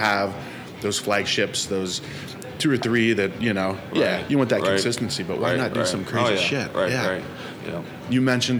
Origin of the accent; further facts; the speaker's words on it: Ohio, United States; now in Arizona, United States; I travel back to where I grew up in Ohio